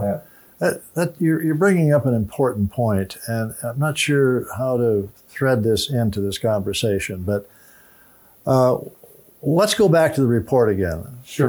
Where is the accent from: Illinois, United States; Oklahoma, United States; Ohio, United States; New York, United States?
Illinois, United States; moved away; my home state of Illinois